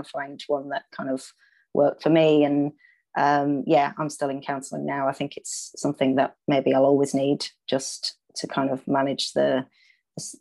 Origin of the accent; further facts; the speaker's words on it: Leeds, Yorkshire and the Humber, United Kingdom; now in London, United Kingdom; I'm from Leeds originally, but I live in London with my husband.